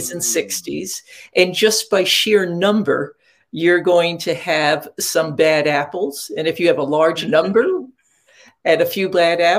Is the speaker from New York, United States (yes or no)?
yes; Catskill Mountains, upstate New York, United States; I grew up in upstate New York in the Catskill Mountains.